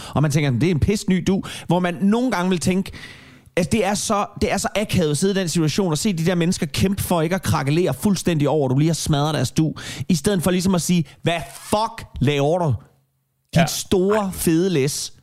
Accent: Denmark

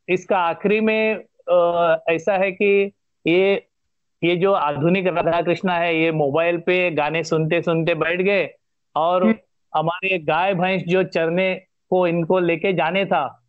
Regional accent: Goa, India; first language Konkani; Hindi is a second language; मेरा गांव मेरा गोवा और मेरी मातृभाषा मातृभूमि

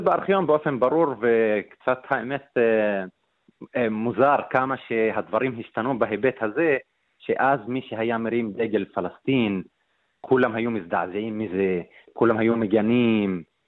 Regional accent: Nazareth, Northern District, Israel; אני מנצרת

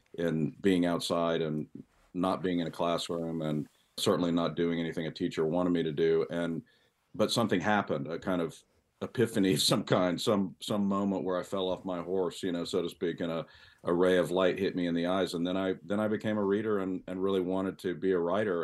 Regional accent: San Antonio, Texas, United States; I grew up in Texas, uh, in San Antonio, a pretty sophisticated town, but, you know, not New York.

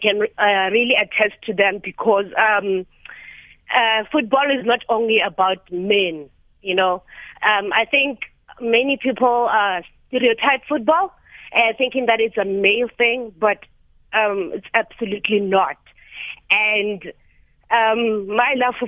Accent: Lebowakgomo, Limpopo, South Africa; I am from Lebowahomu

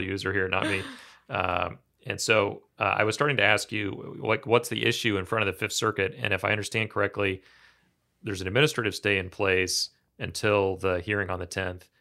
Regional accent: Kansas, United States; I grew up in Kansas

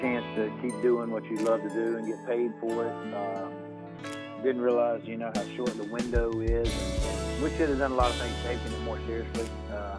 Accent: Tallahassee, Florida, United States; also born or lived in Georgia; I was born in Georgia, but grew up in Tallahassee.

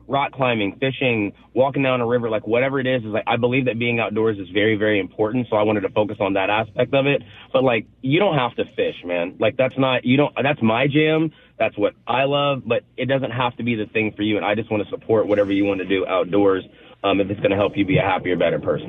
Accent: Kansas, United States; now in Pacific Northwest, United States; I'm born and raised in Kansas

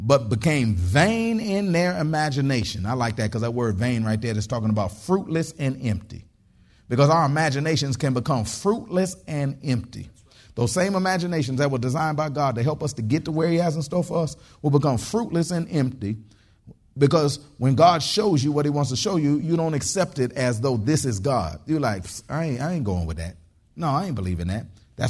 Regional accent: Detroit, Michigan, United States; now in Texas, United States; I grew up in Detroit, Michigan

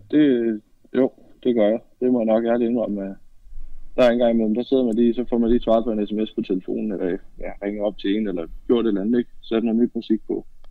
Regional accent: West Jutland, Central Denmark Region, Denmark; Jeg kommer fra Vestjylland af.

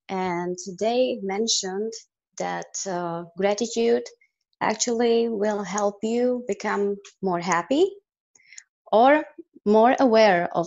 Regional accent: Czechia; English is a second language; now in United States; I'm so grateful actually that I came from Czech Republic because now when I'm uh, out of Czech Republic, now I really can appreciate uh, what I haven't seen before.

